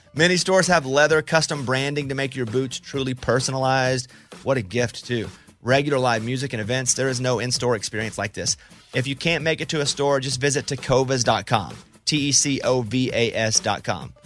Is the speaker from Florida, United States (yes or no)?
no; Arkansas, United States; moved away; I'm from Arkansas